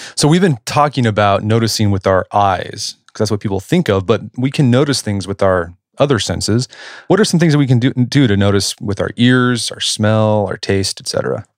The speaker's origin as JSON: {"language": "English", "town": "Oklahoma City", "region": "Oklahoma", "country": "United States", "tie": "born or raised there", "said": "I grew up in Oklahoma City"}